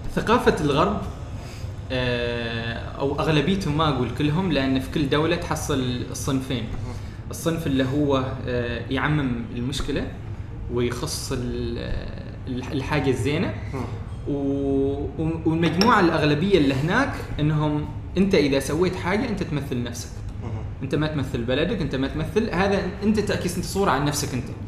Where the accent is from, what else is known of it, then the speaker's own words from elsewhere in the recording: Oman; انا من عمان